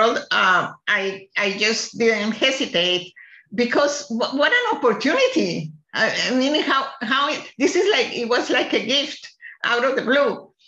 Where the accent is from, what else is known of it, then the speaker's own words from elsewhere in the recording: Colombia; moved away as an adult; also born or lived in Lincoln, Nebraska; now in United States; I am originally from Colombia, South America